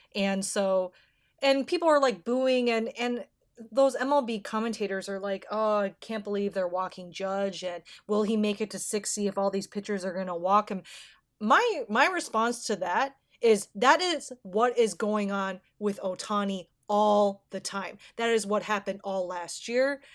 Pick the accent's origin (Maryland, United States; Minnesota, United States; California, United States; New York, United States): Minnesota, United States; I'm from Minnesota